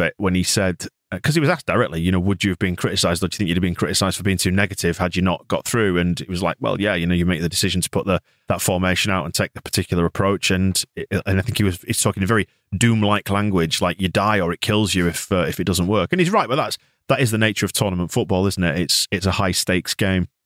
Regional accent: England, United Kingdom

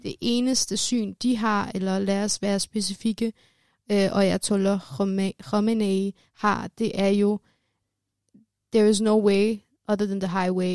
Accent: Denmark; jeg er født og opvokset i Danmark, men øh, har rødder i Iran

